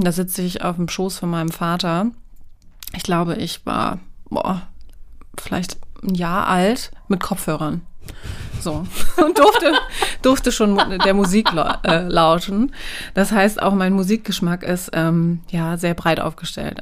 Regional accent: Wolfsburg, Lower Saxony, Germany; also born or lived in Görlitz; Also meine Eltern haben irgendwann entschieden, dann nach Wolfsburg zu ziehen, nach dem Mauerfall

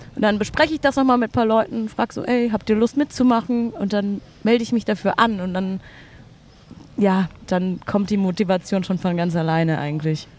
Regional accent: Berlin, Germany; bin schon immer in Berlin

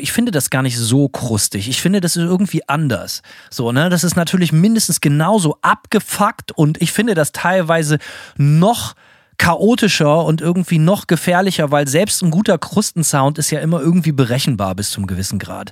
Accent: Bremen, Germany; für mich als Bremer

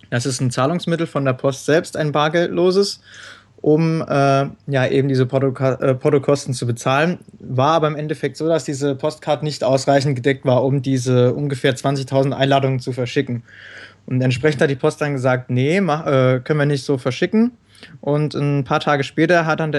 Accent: Rhineland-Palatinate, Germany; Ähm, ich komme aus der Nähe von Kaiserslautern und studiere auch an der TU in Kaiserslautern.

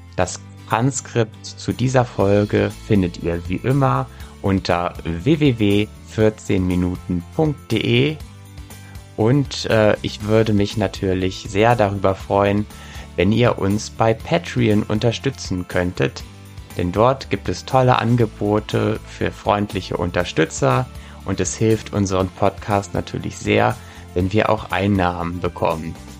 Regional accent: West Germany, Germany; ich als Westdeutscher

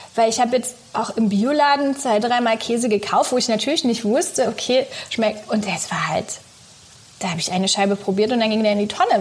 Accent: southern Brandenburg, Germany; Ich bin in Südbrandenburg groß geworden, schön auf dem Land

